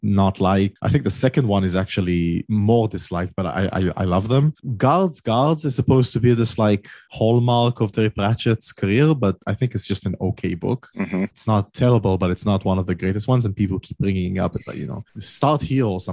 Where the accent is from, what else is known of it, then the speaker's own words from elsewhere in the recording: Israel; I'm from Israel, all the way in the Middle East